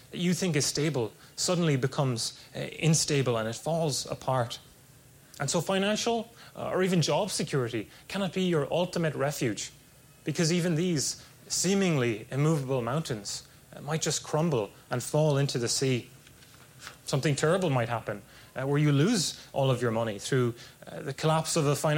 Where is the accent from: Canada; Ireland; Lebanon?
Ireland; moved away as an adult; now in California, United States; It was only 20 minutes from where I grew up, there was this strong castle, Black Rock Castle